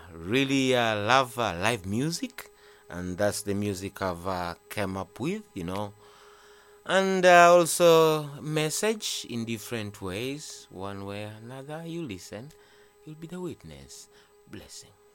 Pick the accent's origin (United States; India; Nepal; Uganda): Uganda; Kampala, Central Region; I'm raised uh, in Kampala. Mm-hmm. That is uh, the uh, Makindye district.